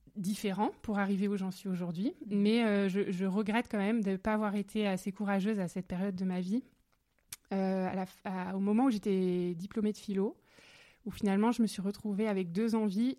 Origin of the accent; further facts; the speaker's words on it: Alsace, Grand Est, France; nous venons d'Alsace, voilà, que mes parents sont à Strasbourg aujourd'hui